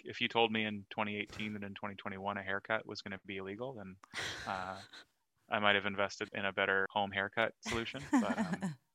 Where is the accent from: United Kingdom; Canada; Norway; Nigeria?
Canada; being Canadian and being on Team Canada